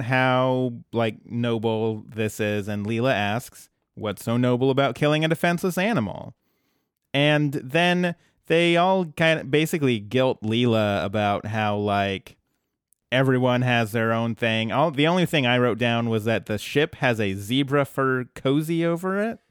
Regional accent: New Jersey, United States; moved away; back home, in my hometown

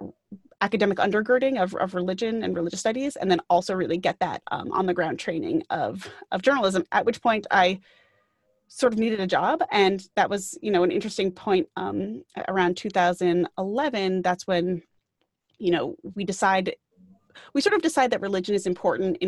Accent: Great Neck, New York, United States; I grew up on Long Island, which is one of the suburbs outside of New York City, and grew up in a town called Greyneck

